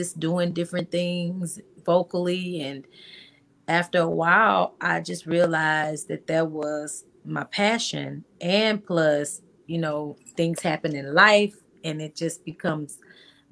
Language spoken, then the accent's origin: English; Arkansas, United States; moved away as an adult; now in Houston, United States; I was born and raised in Arkansas. I'm from a very, very small town